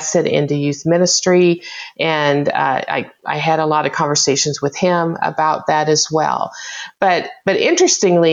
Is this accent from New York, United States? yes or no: no; Oklahoma, United States; I grew up in Oklahoma